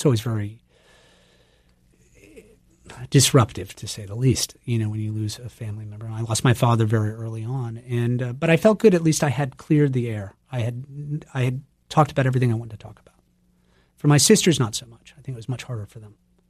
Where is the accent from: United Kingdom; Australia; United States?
United States; Turner, Maine; I grew up in Turner, which is about 15 minutes outside the big city.